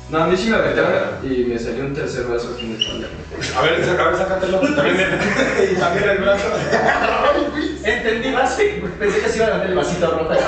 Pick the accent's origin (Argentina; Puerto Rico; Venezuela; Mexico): Mexico; Güey, es porque somos mexicanos, a la verga, somos indestructibles.